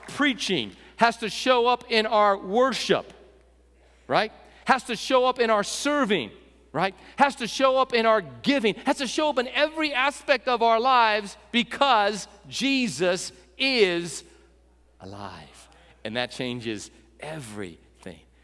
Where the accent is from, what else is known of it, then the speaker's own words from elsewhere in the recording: West Texas, United States; We're from West Texas